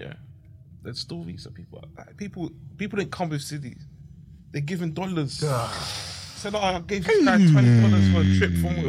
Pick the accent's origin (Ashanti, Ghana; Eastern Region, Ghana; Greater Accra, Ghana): Ashanti, Ghana; Kumasi; I'm not from Accra. I'm from Kumasi.